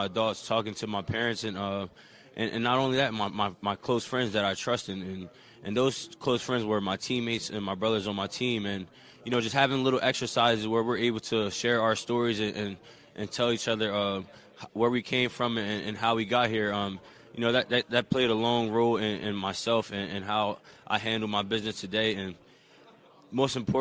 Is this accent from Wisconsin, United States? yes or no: no; New Jersey, United States; moved away as an adult; wanting to stay home and represent New Jersey